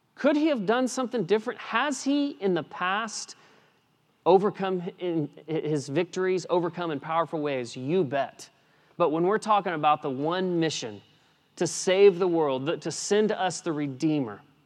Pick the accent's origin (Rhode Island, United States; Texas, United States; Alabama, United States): Texas, United States; West; I grew up in West Texas